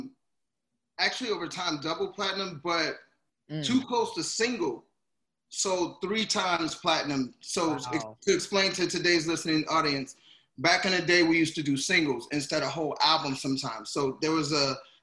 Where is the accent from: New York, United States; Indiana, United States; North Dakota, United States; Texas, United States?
Indiana, United States; Gary; moved away; also born or lived in St. Paul, Minnesota; I'm originally from Gary, Indiana, so to move to Minneapolis, I mean to St. Paul